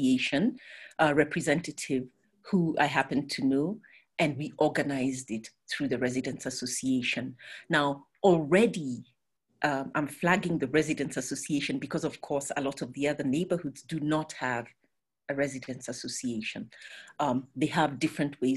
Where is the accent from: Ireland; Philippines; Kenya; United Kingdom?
Kenya; Nairobi; I grew up in Nairobi